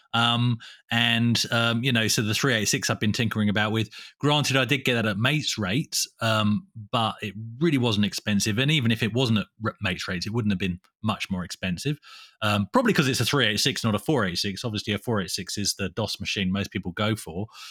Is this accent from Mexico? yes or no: no; England, United Kingdom; moved away; I'm from England